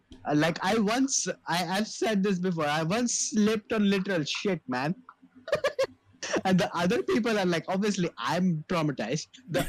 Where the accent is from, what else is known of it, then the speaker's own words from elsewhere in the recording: Thane, Maharashtra, India; I'm from Thane. I'm like, damn, white people.